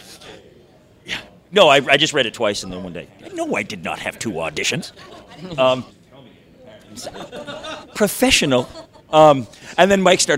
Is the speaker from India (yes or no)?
no; Toronto, Ontario, Canada; moved away as an adult; also born or lived in East Coast, Canada; I was born in Toronto